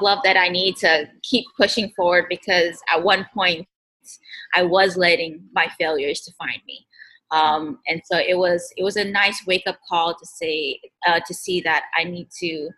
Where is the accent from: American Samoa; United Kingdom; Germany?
American Samoa; as Pacific Islanders